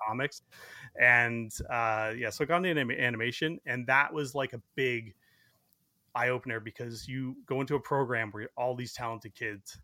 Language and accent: English; Burlington, Ontario, Canada; I grew up in Burlington, so it was only about twenty minutes from my house